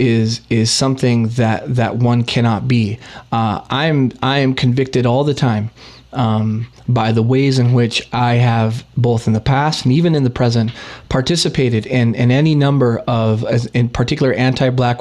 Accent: Brownsville, Texas, United States; now in Canada; where I grew up in Texas

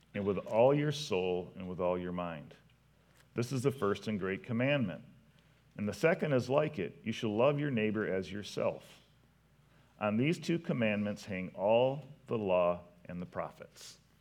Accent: Potterville, Michigan, United States; I'm from Potterville

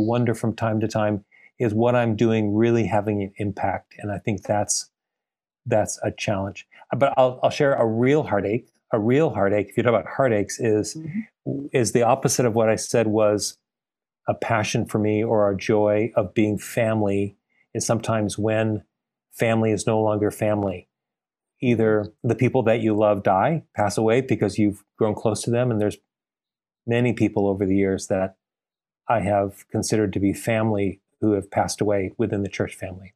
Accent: Glendale, California, United States; also born or lived in Bay Area, California; now in San Diego, United States; I was uh, born and raised in Glendale, California, in the LA area

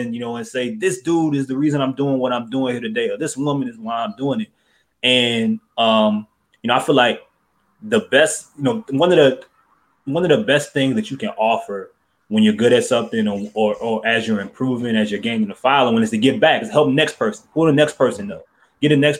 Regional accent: New Orleans, Louisiana, United States; growing up in New Orleans.

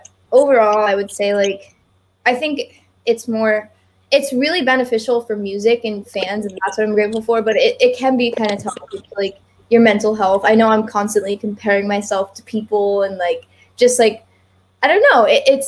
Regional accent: Bay Area, California, United States; I grew up also in the Bay Area.

